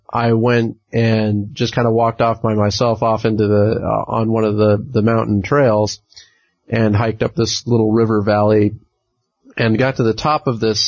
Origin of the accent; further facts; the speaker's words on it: California, United States; when I was growing up in California